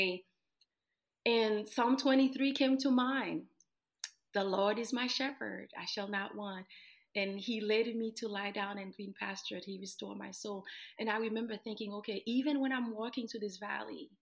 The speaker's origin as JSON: {"language": "English", "country": "Haiti", "tie": "born or raised there", "moved": "yes", "said": "I was born and raised in Haiti"}